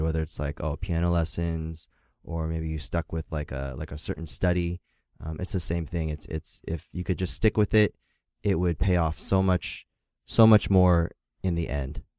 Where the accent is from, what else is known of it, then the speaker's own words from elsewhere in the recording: Philadelphia, Pennsylvania, United States; I was born in Philadelphia, Pennsylvania, and it was predominantly a uh, a very white community